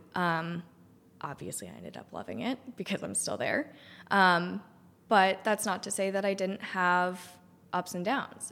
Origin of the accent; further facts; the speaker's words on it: Cohasset, Massachusetts, United States; moved away as an adult; also born or lived in Richmond / Denver; I grew up on the South Shore. I grew up in Cohasset